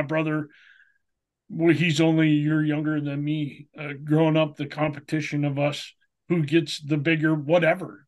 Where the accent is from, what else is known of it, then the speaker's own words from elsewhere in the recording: Minnesota, United States; moved away; me growing up in Minnesota